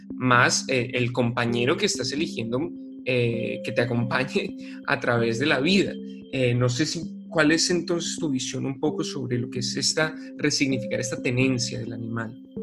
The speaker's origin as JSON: {"language": "Spanish", "region": "Bogotá", "country": "Colombia", "tie": "born or raised there", "said": "como bogotano crecí en una ciudad"}